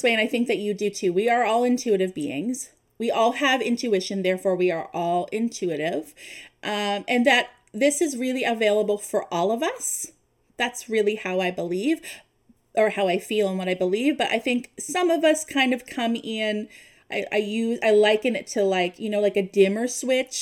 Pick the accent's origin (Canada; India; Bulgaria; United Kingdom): Canada; East Coast; moved away as an adult; now in Ontario, Canada; We currently live in Ontario, but we are from the East Coast.